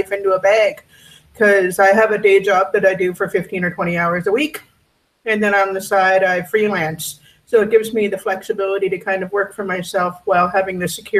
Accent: Vancouver, British Columbia, Canada; moved away as an adult; also born or lived in Victoria; I'm originally from Vancouver. And in 2012, I moved to Victoria because of money, because real estate was just skyrocketing in Vancouver.

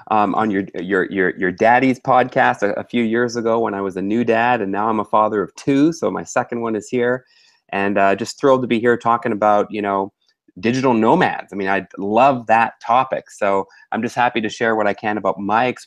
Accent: Vancouver, British Columbia, Canada; moved away as an adult; also born or lived in Ottawa, Ontario, Canada; now in Singapore; I was born in Ottawa, Ontario, Canada. My father was also born in Ontario, and my mother was born in Tunapuna, near Port of Spain, in Trinidad. So I'm half Trinidadian and half Canadian. Born and raised in Canada, moved to Vancouver when I was about 8 years old, and I've lived here for most of my life

